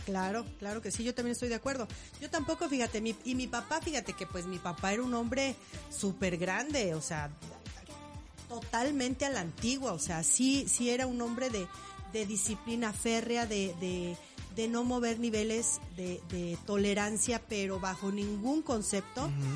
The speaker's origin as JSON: {"language": "Spanish", "town": "Morelia", "region": "Michoacán", "country": "Mexico", "tie": "born or raised there", "said": "yo nací en Morelia"}